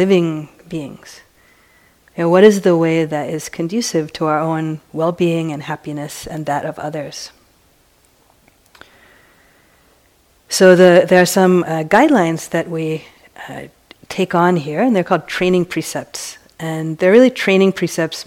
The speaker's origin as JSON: {"language": "English", "region": "East Coast", "country": "United States", "tie": "born or raised there", "moved": "yes", "lives_now": "San Francisco, United States", "said": "I've come from San Francisco. But I grew up on the East Coast"}